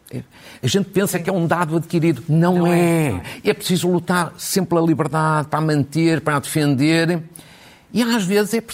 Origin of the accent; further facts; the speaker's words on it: Ukraine; Portuguese is a second language; eu estou ao lado da Ucrânia, digamos assim, nesta guerra, sou ucraniano, mas isto não me, não me retira isenção e independência.